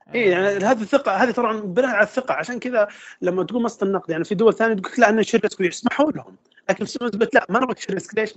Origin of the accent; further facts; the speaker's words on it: Saudi Arabia; عندنا في السعوديه